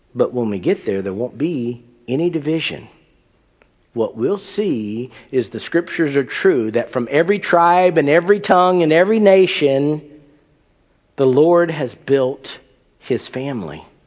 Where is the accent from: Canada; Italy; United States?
United States; I'm an American